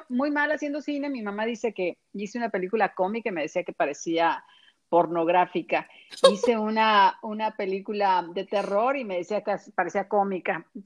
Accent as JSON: {"language": "Spanish", "country": "Mexico", "also_born_or_lived": "Mexico City, Mexico / Culiacán, Mexico", "said": "Sí, eh, es cuando me preguntan a mí de dónde, de qué parte de México eres, pues yo digo, soy ciudadana de la nación."}